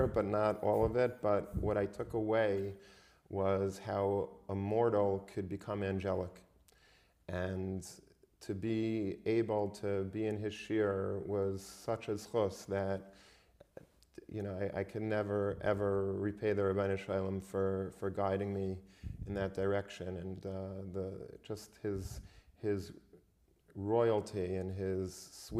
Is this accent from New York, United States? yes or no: yes; Long Beach, New York, United States; I grew up in Long Beach